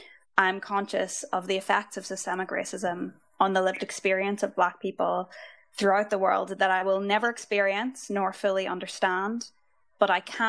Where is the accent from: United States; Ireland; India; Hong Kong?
Ireland; I come to this topic as a white person, as an Irish person, as a law student